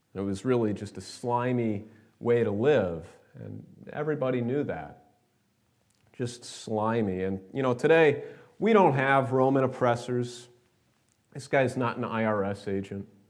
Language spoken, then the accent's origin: English; New York, United States; are you from New York? And they say, yeah, yeah, we're from New York. And we, oh, we are too